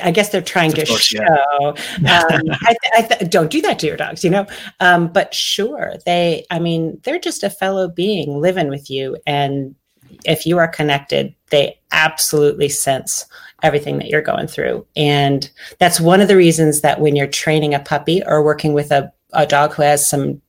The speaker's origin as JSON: {"language": "English", "region": "Pennsylvania", "country": "United States", "tie": "born or raised there", "also_born_or_lived": "Michigan / Minnesota / Illinois", "lives_now": "Virginia, United States", "said": "I was born in Michigan, moved to Minnesota, and then Illinois, and then Pennsylvania. And my family is still in Pennsylvania, and I'm in Virginia now."}